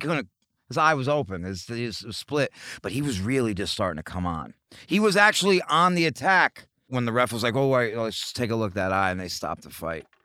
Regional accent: New York, United States; I'm from New York

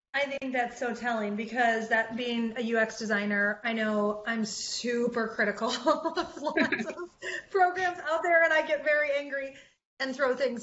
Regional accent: Detroit, Michigan, United States; I'm from Detroit

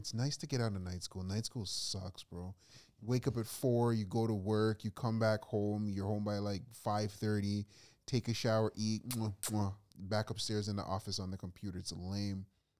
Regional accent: Canada; I'm just Canadian.

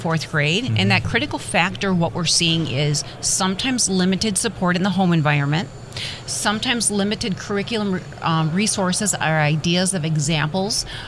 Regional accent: Midwest, United States; I'm originally from the Midwest, and I'm very proud Midwest girl here

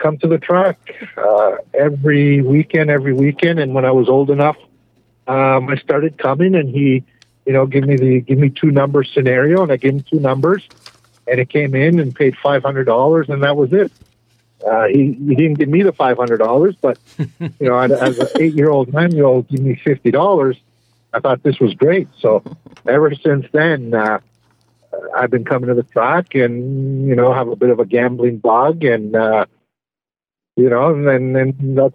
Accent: Canada; being Canadian

